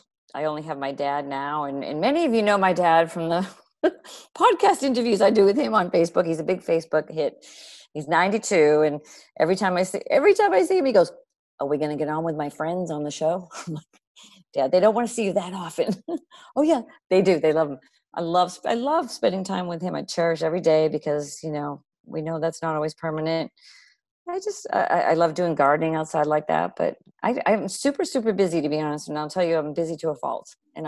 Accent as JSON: {"language": "English", "town": "Milton", "region": "Massachusetts", "country": "United States", "tie": "born or raised there", "also_born_or_lived": "Texas", "said": "Milton, right outside of Boston."}